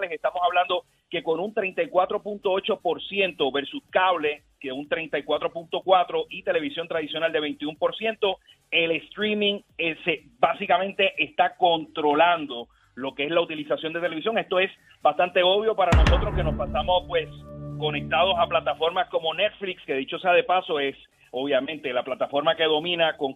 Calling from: Gurabo, Puerto Rico; De Gurabo.

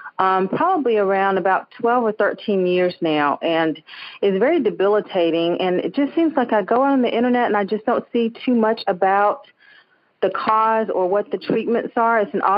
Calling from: Greensboro, North Carolina, United States; Greensboro, North Carolina.

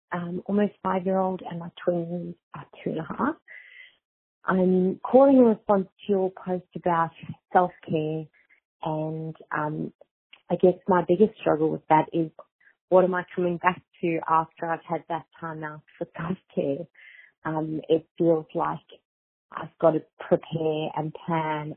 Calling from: Australia; I'm calling from Australia.

